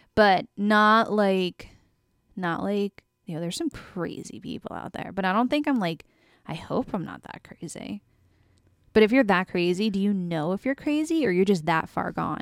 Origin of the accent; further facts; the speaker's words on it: United States; a woman growing up in America